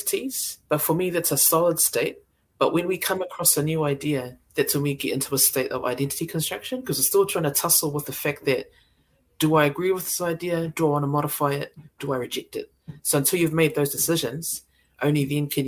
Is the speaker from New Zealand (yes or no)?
yes; New Zealand; also born or lived in Samoa (ancestry); I was born here, but my family are from Samoa. So it's how I choose to identify myself. I'm a Samoan New Zealander.